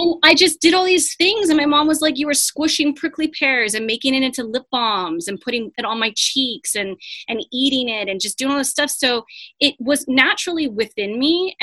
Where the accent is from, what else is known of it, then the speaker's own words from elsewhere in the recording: Tucson, Arizona, United States; I grew up here in Tucson, Arizona, in the desert